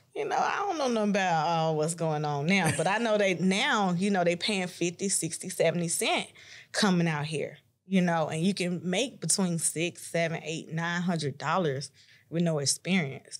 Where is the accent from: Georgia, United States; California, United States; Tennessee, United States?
Tennessee, United States; Chattanooga; I'm from Chattanooga, Tennessee